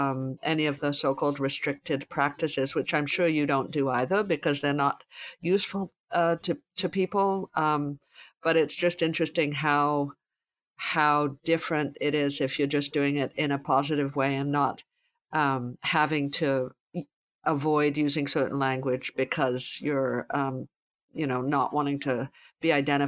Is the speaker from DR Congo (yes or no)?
no; Calgary, Alberta, Canada; now in Eastern Canada; I grew up in Calgary